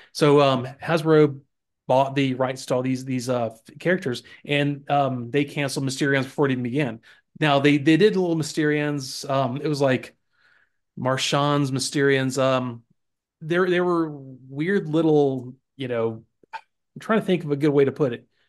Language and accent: English; Florida, United States; moved away; I grew up in Florida